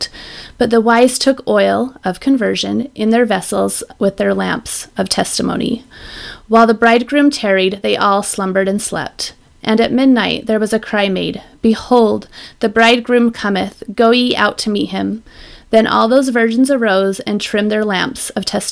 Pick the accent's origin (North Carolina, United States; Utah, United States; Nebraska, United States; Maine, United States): Utah, United States; I grew up in Utah, and I'm pretty sure in the most LDS neighborhood in the world